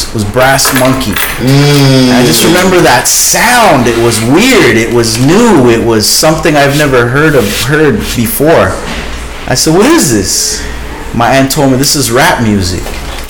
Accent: Toronto, Ontario, Canada; I'm born and raised in Toronto.

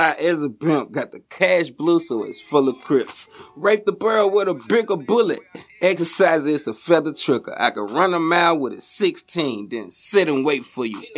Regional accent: North Little Rock, Arkansas, United States; I'm from the north side of the water, North Little Rock, man. I grew up all around North Little Rock

